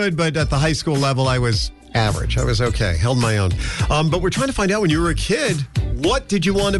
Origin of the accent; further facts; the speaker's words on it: New York, United States; growing up in New York.